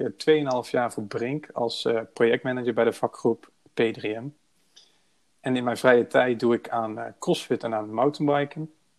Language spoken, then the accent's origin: Dutch; Breda, North Brabant, Netherlands; Ik ben 26 jaar oud en ik kom uit Breda.